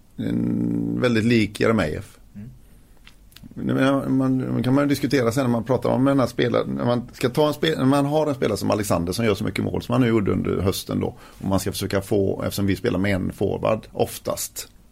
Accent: Gothenburg, Västra Götaland, Sweden; also born or lived in Fässberg; jag är ju från Göteborg

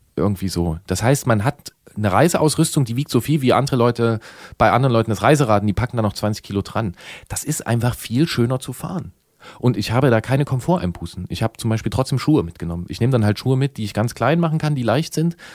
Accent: GDR, East Germany, Germany; wir sind alle geboren in der DDR

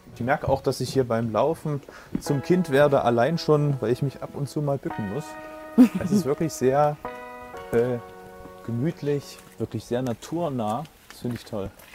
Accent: Leipzig, Saxony, Germany; für mich als Leipziger Tieflandsbucht-Mensch

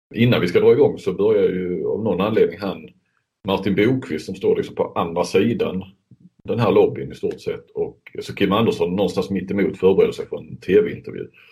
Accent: Sweden

